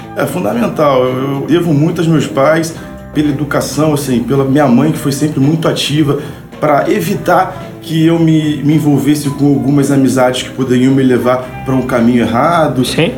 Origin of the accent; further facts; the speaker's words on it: Rio de Janeiro, Brazil; Nascido e também criado no subúrbio do Rio de Janeiro, na verdade numa comunidade carente, né, do chamado Morro da Serrinha, em Madureira.